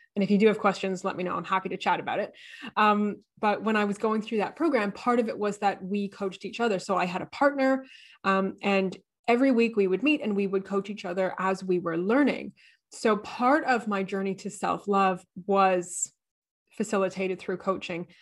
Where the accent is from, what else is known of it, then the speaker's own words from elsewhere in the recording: Canada; now in Australia; I am Canadian.